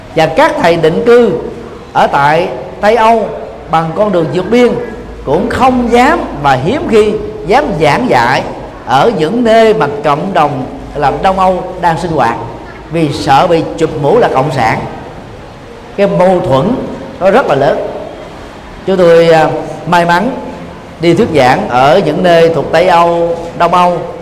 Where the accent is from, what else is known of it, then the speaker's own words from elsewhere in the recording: Vietnam; mình là người Việt Nam